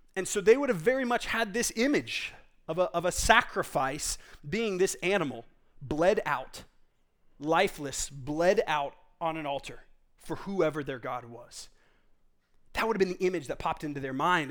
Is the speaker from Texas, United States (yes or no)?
yes; Texas, United States; I grew up in Texas